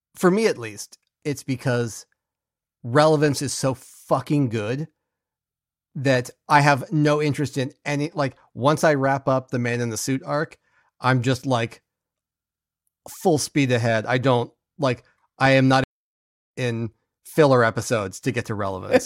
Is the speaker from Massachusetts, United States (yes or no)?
no; Bay Area, California, United States; I grew up in the Bay Area, and when I was growing up there